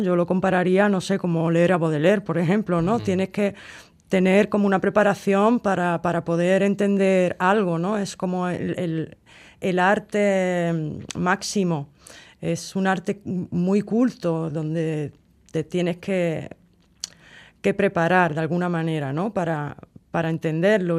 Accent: Cádiz, Andalusia, Spain; yo como soy de Cádiz

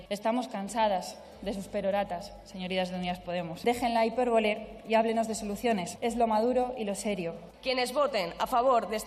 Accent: Vitoria, Basque Country, Spain; yo soy de Vitoria, iré a la manifestación a la tarde

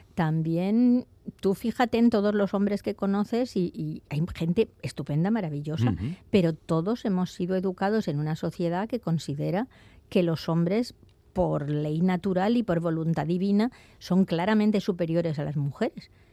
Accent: Spain; also born or lived in Vienna, Austria; now in Austria; nos dejaron volver a España y llegué a mi tierra en mitad de julio y vi el sol y las palmeras

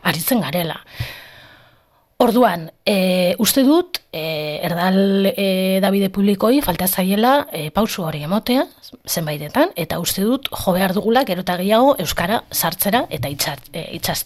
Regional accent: Bilbao, Basque Country, Spain; ni bizi naiz, hasi naiz eta jaio nintzen eremu erdaldun batean. E, deustu barra naiz

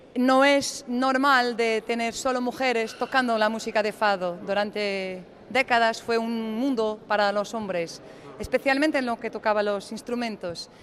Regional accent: Porto, Norte, Portugal; Spanish is a second language; somos de Oporto, eh, somos del norte de Portugal

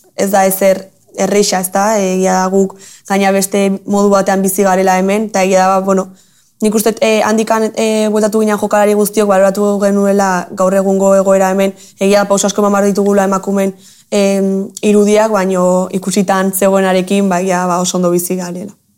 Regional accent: Tolosa, Basque Country, Spain; ni tolosara naiz, tolosan

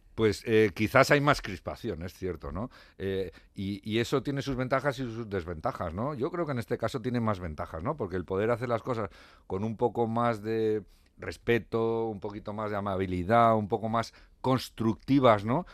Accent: Navarre, Spain; como Navarro

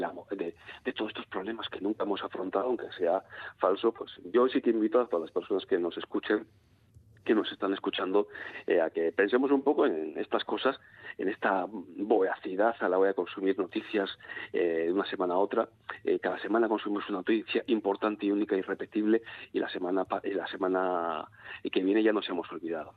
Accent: Bilbao, Basque Country, Spain; soy bilbaíno, pongo ejemplos bilbaínos

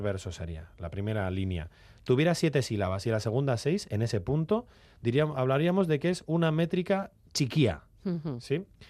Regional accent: Valle de Trápaga-Trapagaran, Basque Country, Spain; el Valle de Trápaga, en mi pueblo

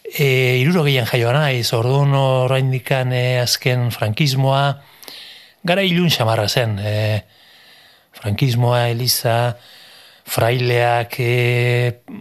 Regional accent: Irun, Basque Country, Spain; Basque is a second language; lapitze auzoan hemen irunen, gu irunen jaio gara, eta lapitze auzoan auzoan ordu pila bat ematen genituen

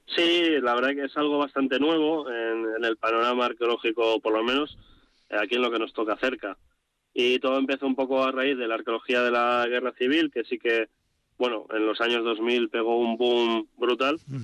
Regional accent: Bilbao, Basque Country, Spain; also born or lived in Vitoria-Gasteiz; yo soy vizcaíno, yo soy de Bilbao

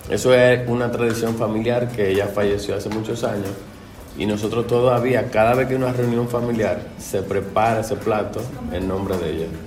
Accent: Dominican Republic; moved away; yo soy de República Dominicana.

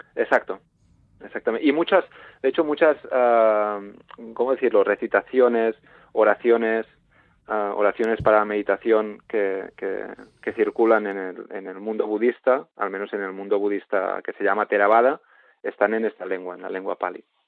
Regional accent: Sant Feliu de Codines, Catalonia, Spain; mi pueblo, en San Florido de Cudinas

